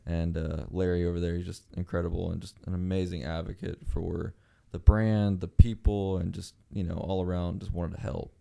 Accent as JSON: {"language": "English", "country": "Mexico", "tie": "born or raised there", "moved": "yes", "said": "I grew up in Mexico"}